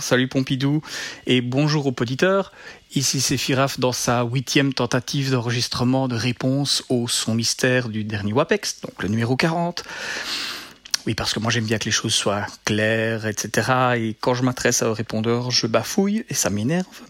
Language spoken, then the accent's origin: French; Belgium; je suis belge